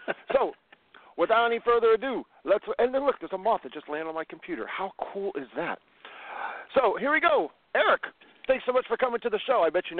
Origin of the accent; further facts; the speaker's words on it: Midwest, United States; now in Los Angeles, United States; I'm from the Midwest.